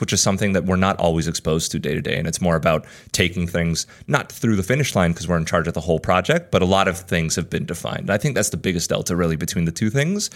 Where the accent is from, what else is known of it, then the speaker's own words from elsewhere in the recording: United States; moved away as an adult; also born or lived in Spain; now in New York, United States; I grew up in the States. Essentially from six to eighteen, I lived here for like ten or eleven years